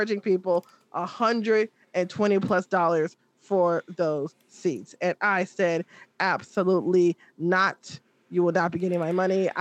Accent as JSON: {"language": "English", "town": "Chicago", "region": "Illinois", "country": "United States", "said": "as a Chicagoan"}